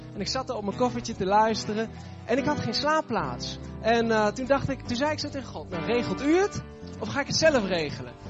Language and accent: Dutch; Netherlands; ik kom uit Nederland.